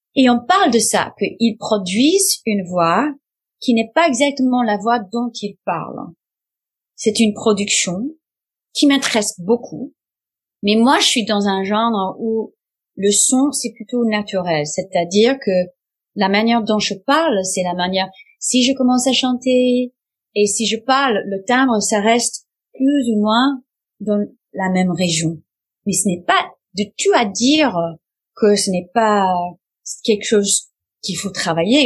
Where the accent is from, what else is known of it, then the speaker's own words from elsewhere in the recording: United States; French is a second language; je suis américaine